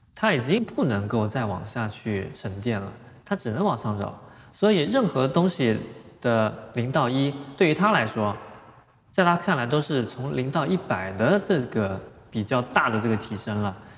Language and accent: Chinese; China; 其中也包括了我们中国人王树